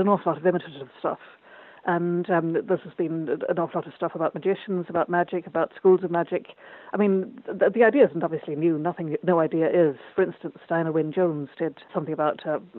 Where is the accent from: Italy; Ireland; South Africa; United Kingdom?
Ireland; born or raised there